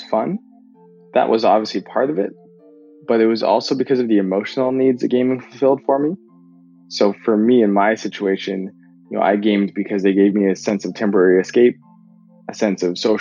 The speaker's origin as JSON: {"language": "English", "country": "Canada", "tie": "born or raised there", "moved": "yes", "said": "I'm from Canada originally"}